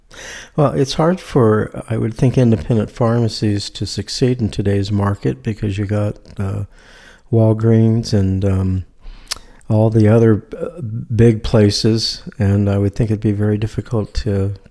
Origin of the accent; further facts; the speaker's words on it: Rosemead, California, United States; also born or lived in Alhambra, California; I was in Alhambra for a while, and actually, I grew up in Rosemead. But before it was Rosemead, it was South San Gabriel.